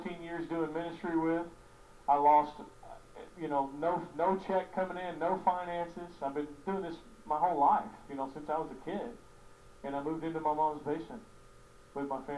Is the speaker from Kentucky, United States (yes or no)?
yes; Kentucky, United States; I'm from Kentucky, and so we got ponds.